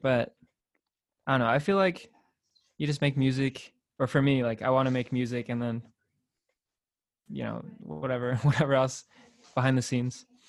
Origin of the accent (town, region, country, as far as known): Torrance, California, United States; born or raised there; moved away as an adult; now in San Diego, United States